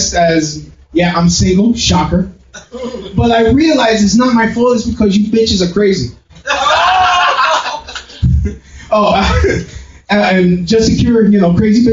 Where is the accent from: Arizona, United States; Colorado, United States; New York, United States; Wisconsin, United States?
New York, United States; New York City; I'm from Williamsburg, Brooklyn, not a hipster